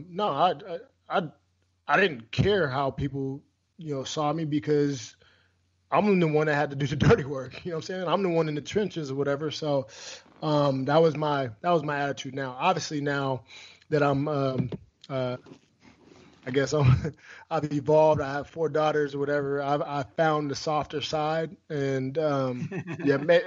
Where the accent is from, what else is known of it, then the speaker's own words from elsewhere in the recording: Washington, United States; moved away; my home state of Washington